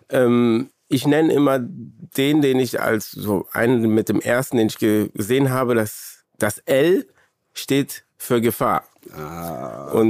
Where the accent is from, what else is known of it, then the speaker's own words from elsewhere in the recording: Cologne, North Rhine-Westphalia, Germany; Ja, man, man sagt ja immer so, ich bin ja, ich komme aus Köln und Köln ist wunderschön, aber Köln ist nicht wunderschön.